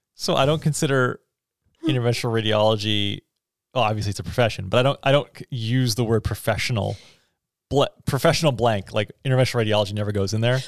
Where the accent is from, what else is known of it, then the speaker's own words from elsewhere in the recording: Texas, United States; moved away; also born or lived in Canada; when I was a kid in elementary school growing up in Texas